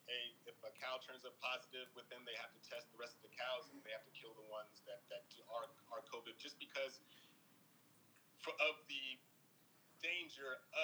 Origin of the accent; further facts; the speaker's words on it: Columbus, Ohio, United States; Yeah, that's my hometown.